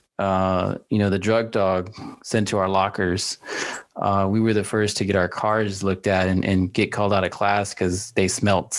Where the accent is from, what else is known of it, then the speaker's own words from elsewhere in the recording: Dallas, Texas, United States; now in San Antonio, United States; I grew up in Dallas